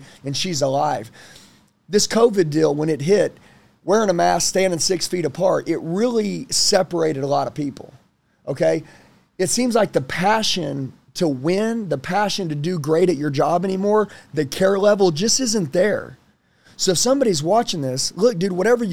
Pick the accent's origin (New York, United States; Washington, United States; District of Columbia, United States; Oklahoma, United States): Oklahoma, United States; I'm from Oklahoma.